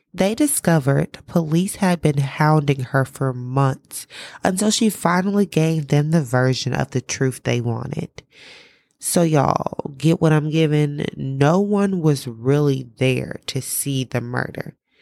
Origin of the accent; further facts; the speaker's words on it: the South, United States; because I am from the South, I tend to be very, very slow with my speech